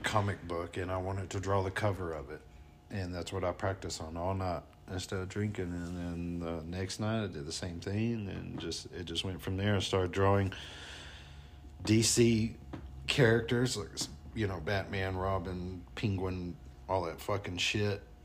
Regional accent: North Alabama, United States; accent: twang; moved away as an adult; now in Colorado, United States; I'm from North Alabama

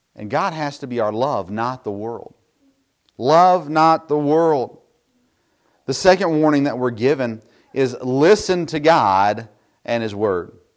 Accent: Tennessee, United States; I grew up in Tennessee

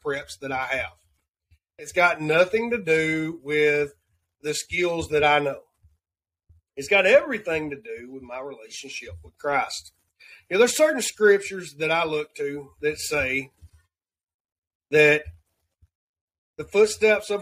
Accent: the South, United States; accent: Southern; my Southern accent

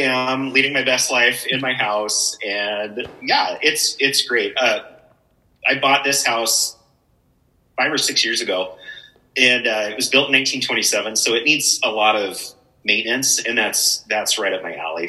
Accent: Spokane, Washington, United States; moved away as an adult; also born or lived in Elk, Washington / Colbert, Washington / Seattle, Washington / Portland; I'm from Spokane originally

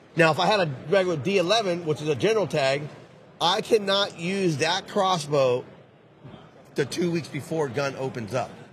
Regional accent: California, United States; I'm from Cali

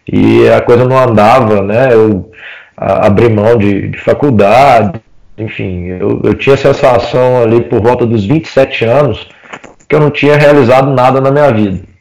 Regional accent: Oliveira, Minas Gerais, Brazil; also born or lived in Belo Horizonte; voltei para minha cidade natal, nessa época eu estava em Belo Horizonte, voltei para Oliveira, que é onde eu cresci, cidade onde meus pais moram

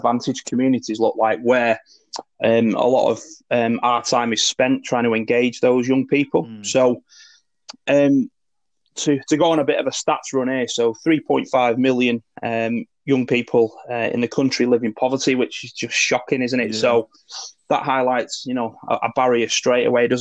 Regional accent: Warrington, North West England, United Kingdom; growing up in Warrington

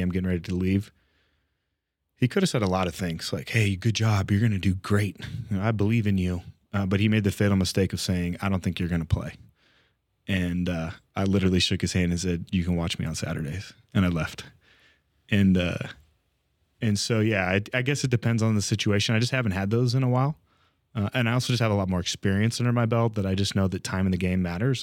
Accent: California, United States; grew up California kid

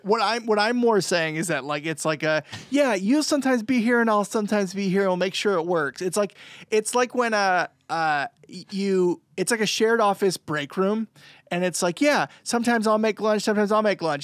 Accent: New Hampshire, United States; We're all from New Hampshire

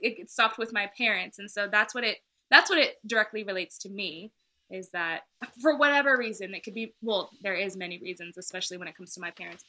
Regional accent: Houston, Texas, United States; accent: twang; moved away as an adult; now in San Diego, United States; I was born and raised in Houston, Texas.

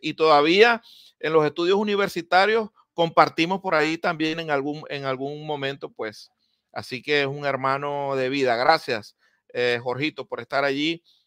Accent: Maracaibo, Zulia, Venezuela; now in Miami, United States; en Maracaibo crecí, en Maracaibo me crié

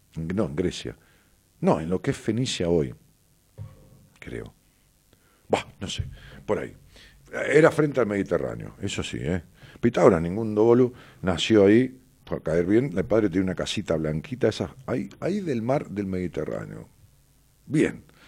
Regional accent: Ramos Mejía, Buenos Aires Province, Argentina; Ramos Mejía, que es mi pueblo

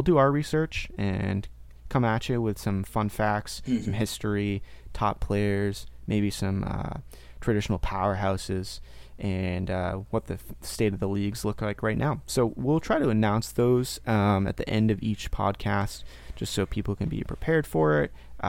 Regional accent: Maine, United States; moved away as an adult; also born or lived in Portland, Maine; now in Tallahassee, United States; Carl's in Portland, Maine, where I actually used to live. We're both from Maine. I recently moved to Florida. So I'm in Tallahassee

